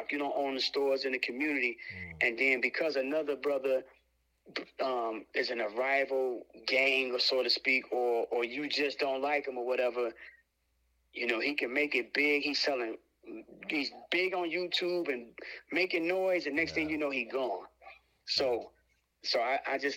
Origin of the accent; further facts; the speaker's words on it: Chicago, Illinois, United States; now in Detroit, United States; I'm originally from Chicago. I currently live in Detroit